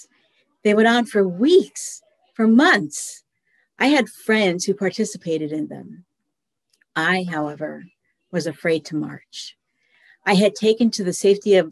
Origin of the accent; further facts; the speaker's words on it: Denver, Colorado, United States; As a child growing up in Denver in the latter part of the 20th century